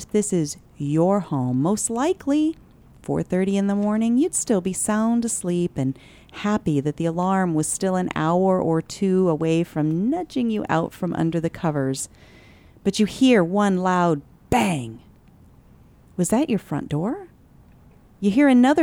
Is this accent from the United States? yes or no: yes; Cottonwood, Arizona, United States; I grew up in Cottonwood part of the time growing up